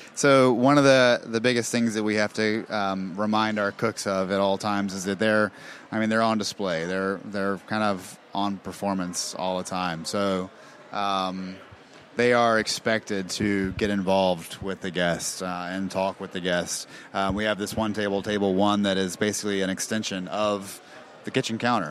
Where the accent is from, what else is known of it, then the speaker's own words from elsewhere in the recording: Charlotte, North Carolina, United States; also born or lived in Mississippi; I'm from Charlotte. Like I was born and raised here